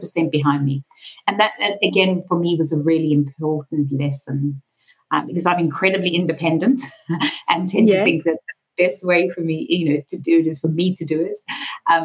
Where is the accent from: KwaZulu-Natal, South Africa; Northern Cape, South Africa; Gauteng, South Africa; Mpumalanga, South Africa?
KwaZulu-Natal, South Africa; Durban; moved away; I'm originally from South Africa. And coincidentally, as we found out when we first met, also from Durban. So growing up in the 70s and 80s